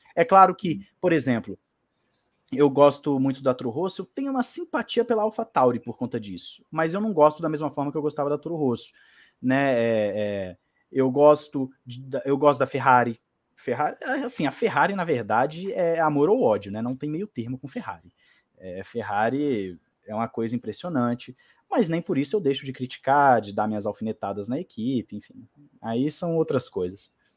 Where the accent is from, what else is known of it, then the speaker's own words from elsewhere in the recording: Brazil; Eu, como brasileiro